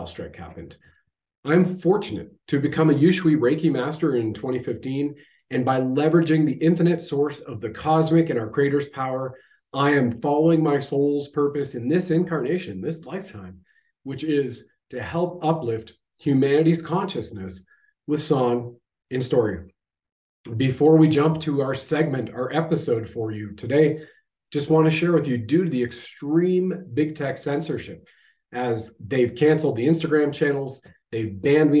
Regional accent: Canada

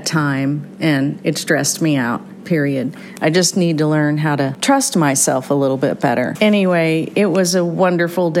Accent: Missouri, United States; I grew up in Missouri, riding and hiking

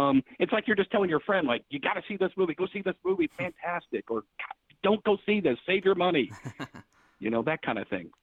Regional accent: Dallas, Texas, United States; now in Toledo, United States; I was born in Dallas

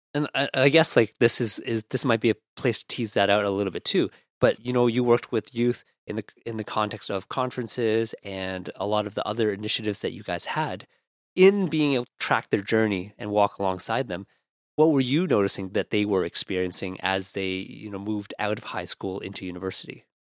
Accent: Ottawa, Ontario, Canada; now in Toronto, Canada; growing up in Ottawa

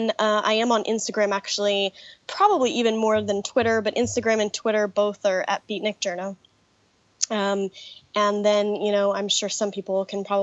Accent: Colorado Springs, Colorado, United States; I was a church kid growing up in Colorado Springs, Colorado

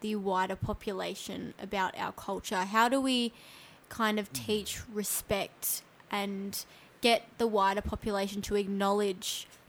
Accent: Northern Territory, Australia; Growing up in the Northern Territory

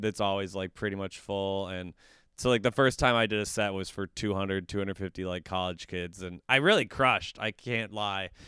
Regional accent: Woodbury, Minnesota, United States; also born or lived in Wisconsin; I'm from Woodbury, which is one of the Applebee's suburbs of the Twin Cities

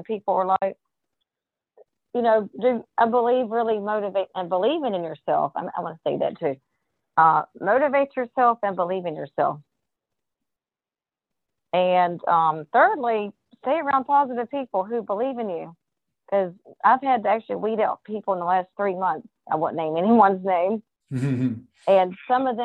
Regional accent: New Bern, North Carolina, United States; I will be in New Bern, North Carolina, my hometown

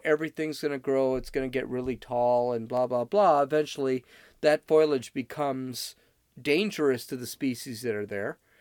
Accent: California, United States; moved away; I'm from California

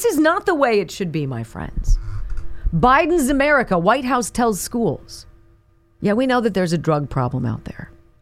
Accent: California, United States; when I was a kid growing up in California

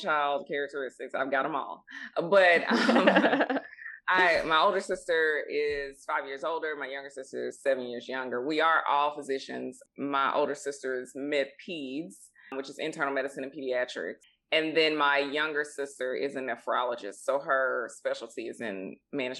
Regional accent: Mississippi, United States; also born or lived in Boston, Massachusetts / Memphis, Tennessee; we grew up in Mississippi

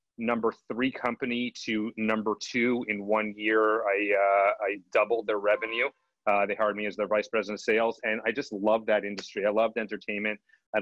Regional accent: Montreal, Quebec, Canada; moved away as an adult; now in Toronto, Canada; I grew up in Montreal, Canada, and it's a little different.

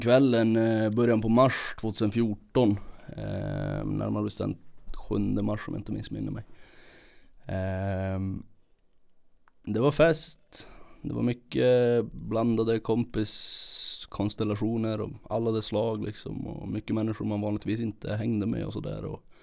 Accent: Kiruna, Norrbotten County, Sweden; uppvuxen här i Kiruna

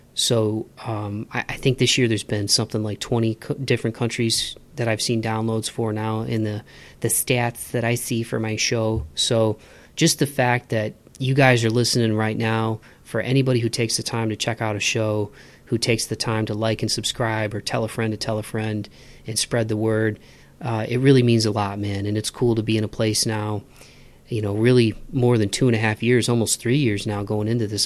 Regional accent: Midwest, United States; I grew up in the Midwest

